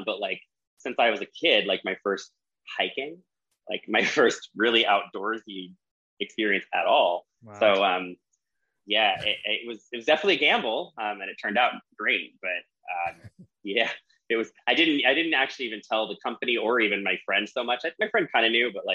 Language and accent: English; Central Oregon, United States; I came from Central Oregon, or that's where I was raised